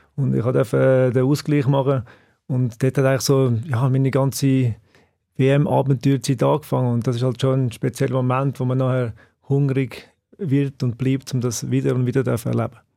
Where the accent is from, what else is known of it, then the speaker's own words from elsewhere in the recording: Bülach, Zurich, Switzerland; ich bin in Zbüllach aufgewachsen